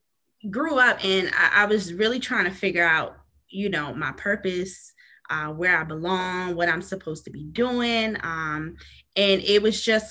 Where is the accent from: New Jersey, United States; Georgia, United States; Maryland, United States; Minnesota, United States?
Maryland, United States; moved away as an adult; also born or lived in New York; now in North Carolina, United States; I was born in New York, but I must say I'm pretty much from Maryland. I've been in Maryland my whole life. I recently relocated to North Carolina